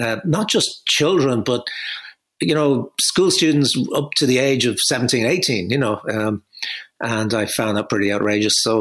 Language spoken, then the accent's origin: English; Dublin, Leinster, Ireland; I grew up in Crumlin, the corporation housing estate, in the 1960s.